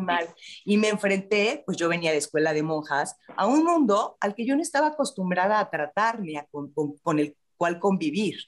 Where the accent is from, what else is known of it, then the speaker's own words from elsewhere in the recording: Mexico City, Mexico; Yo aquí soy chilanga, en la Ciudad de México